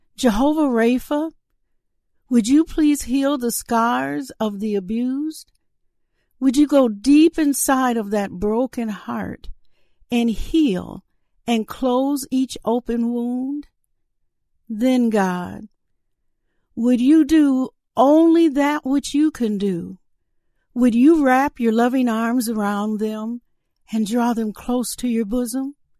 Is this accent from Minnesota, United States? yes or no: yes; Saint Paul, Minnesota, United States; My hometown is Saint Paul, Minnesota.